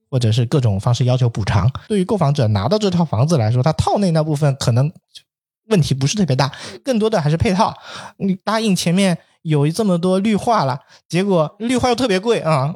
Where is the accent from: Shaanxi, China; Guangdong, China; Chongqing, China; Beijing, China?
Guangdong, China; moved away; 特别在我老家那边，广东潮汕